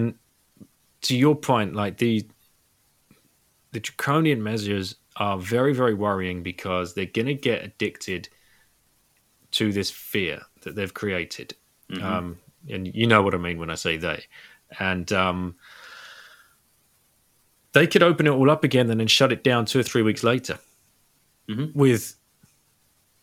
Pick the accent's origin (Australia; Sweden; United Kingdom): United Kingdom; also born or lived in Singapore; now in France; as a British person